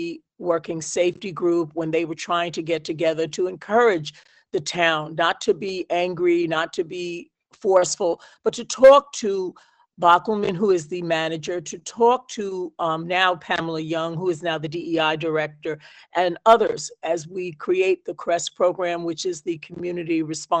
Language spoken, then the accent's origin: English; New York, United States; moved away as an adult; now in Amherst, United States; as a New Yorker coming to Amherst and this area